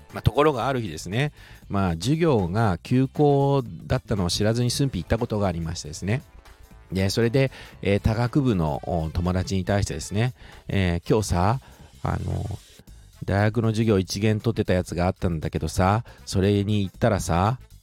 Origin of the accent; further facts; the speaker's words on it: Shizuoka, Japan; 静岡人としてはですね